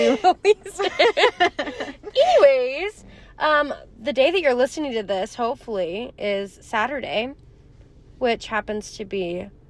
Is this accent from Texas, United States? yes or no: yes; Texas, United States; moved away as an adult; now in Wyoming, United States; even though I'm from Texas